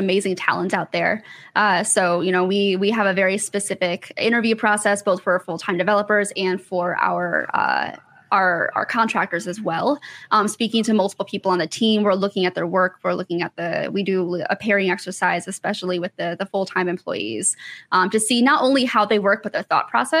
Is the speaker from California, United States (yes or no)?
no; Michigan, United States; now in Atlanta, United States; I'm originally from Michigan. I live in Atlanta now